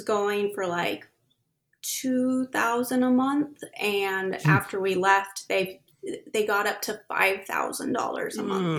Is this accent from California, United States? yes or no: yes; Sunnyvale, California, United States; moved away as an adult; now in Sacramento, United States; So originally we're from the Bay Area, Sunnyvale, which is close to San Jose, Santa Clara, Cupertino area. And then 4 years ago, we moved up here to the Sacramento area. And yeah, we're Bay Area transplants.